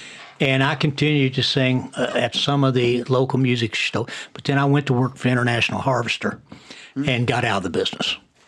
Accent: New York, United States; accent: New York; And I was a New York cop with my accent.

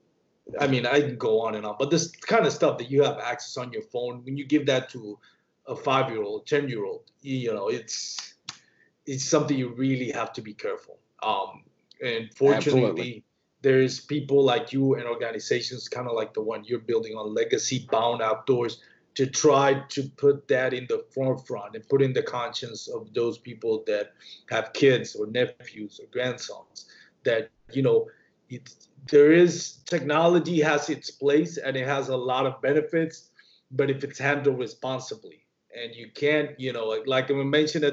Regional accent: Puerto Rico; I grew up in Puerto Rico.

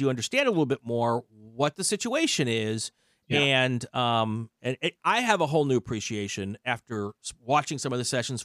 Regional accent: Midwest, United States; also born or lived in East Coast; now in Los Angeles, United States; I grew up in the Midwest and I, you know, lived all up and down the East Coast

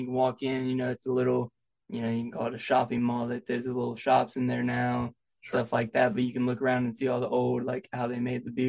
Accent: Southern Ohio, United States; To be honest, I'm from Southern Ohio.

